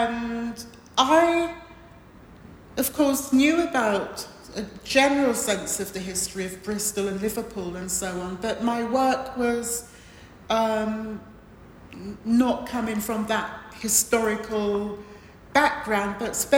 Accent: Montserrat; born there; which is quite close to where I was born in Montserrat.

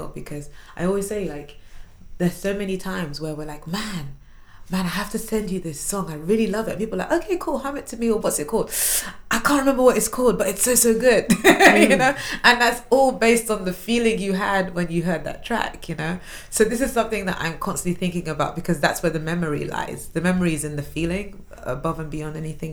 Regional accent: London, United Kingdom; also born or lived in Washington, D.C.; I grew up in South London, went to school in South London. I still live in South London

